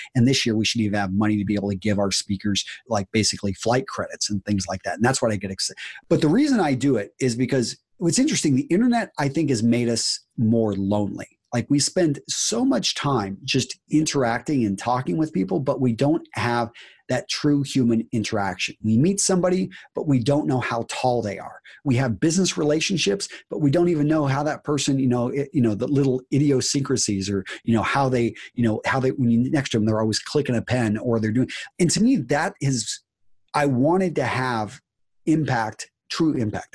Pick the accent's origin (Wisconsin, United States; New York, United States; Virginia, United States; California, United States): Wisconsin, United States; we're both from Wisconsin